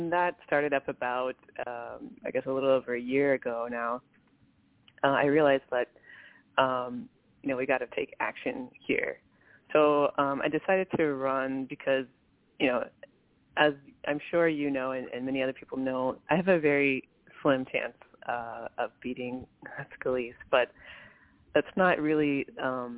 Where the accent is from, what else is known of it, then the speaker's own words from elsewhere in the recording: Covington, Louisiana, United States; now in Madisonville, United States; I'm from Covington, live in Madisonville now